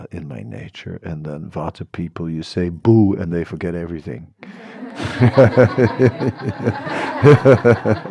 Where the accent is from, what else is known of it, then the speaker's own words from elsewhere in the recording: Netherlands; I'm from the Netherlands